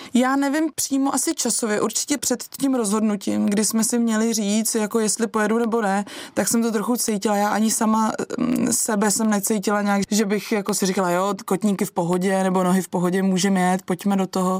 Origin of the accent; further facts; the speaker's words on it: Krkonoše, Czechia; u nás doma v Krkonoších